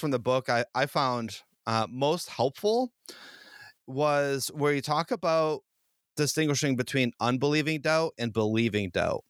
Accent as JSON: {"language": "English", "town": "Boston", "region": "Massachusetts", "country": "United States", "said": "I'm from the Boston area"}